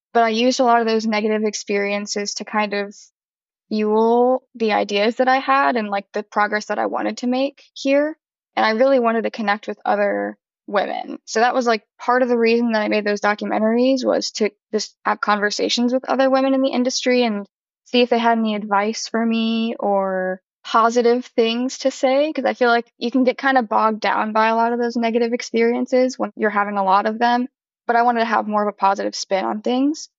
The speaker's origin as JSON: {"language": "English", "town": "St. Louis", "region": "Missouri", "country": "United States", "moved": "yes", "lives_now": "Nashville, United States", "said": "I'm originally from St. Louis, Missouri, but I live in Nashville now"}